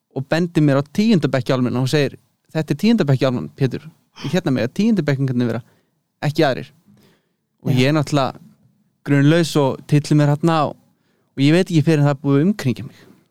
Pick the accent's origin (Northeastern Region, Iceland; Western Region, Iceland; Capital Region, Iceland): Western Region, Iceland; Hvanneyri; moved away as an adult; also born or lived in Berlin, Germany; now in Leipzig, Germany; ég er uppalinn á Kvanneri í borgarverði